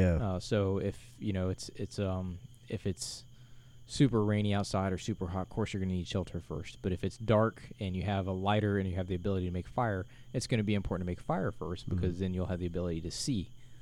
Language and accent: English; Florida, United States; I am from Florida.